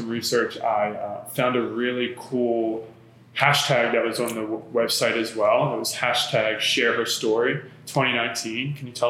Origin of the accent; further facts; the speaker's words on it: Philadelphia, Pennsylvania, United States; as a Philadelphian